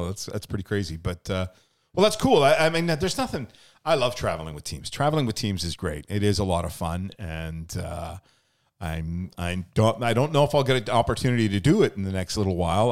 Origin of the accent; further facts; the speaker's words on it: Lower Mainland, British Columbia, Canada; moved away as an adult; also born or lived in Edmonton, Alberta; now in Okanagan, Canada; I'm originally from the Lower Mainland, ended up moving to Eb, Edmonton for almost ten years.